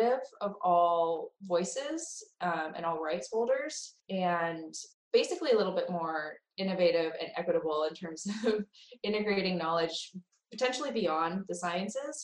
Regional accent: West Coast, United States; moved away; I am generally from the West Coast

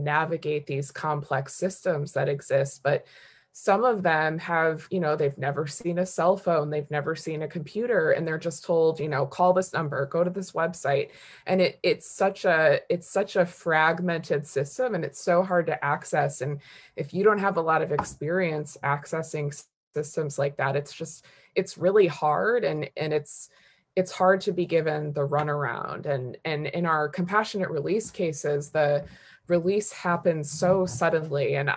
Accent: Detroit, Michigan, United States; now in Washington, D.C., United States; I come from the experience of having several family members incarcerated when I was a child growing up in Detroit.

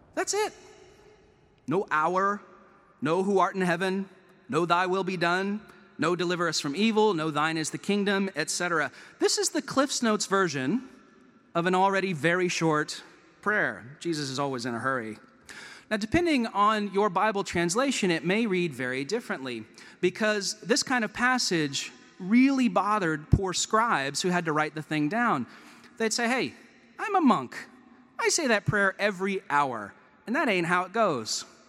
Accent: Chapel Hill, North Carolina, United States; moved away as an adult; also born or lived in Durham, North Carolina; now in Vancouver, Canada; I grew up in Chapel Hill as a Duke fan

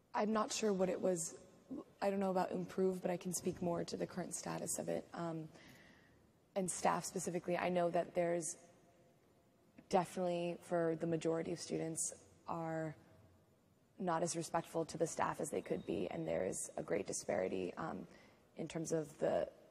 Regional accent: Seattle, Washington, United States; moved away as an adult; now in Durham, United States; I'm from Seattle, Washington

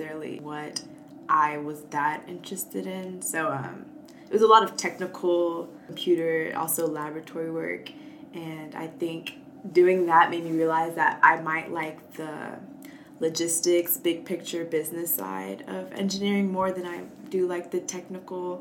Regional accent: Atlanta, Georgia, United States; I'm from Atlanta, Georgia

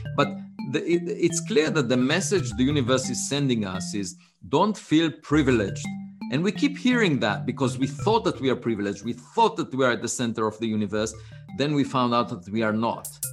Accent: Israel; English is a second language; moved away as an adult; I was born in Israel, uh, on a farm

